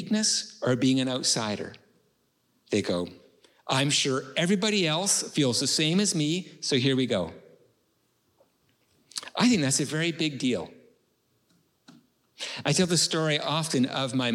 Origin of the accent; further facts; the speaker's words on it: Canada; I'm from Canada